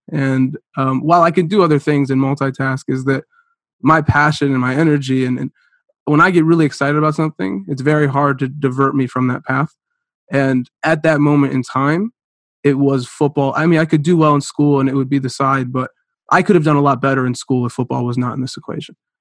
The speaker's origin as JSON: {"language": "English", "town": "Cleveland", "region": "Ohio", "country": "United States", "tie": "born or raised there", "also_born_or_lived": "Concord, Ohio / Chardon, Ohio", "said": "I grew up in Cleveland, Ohio"}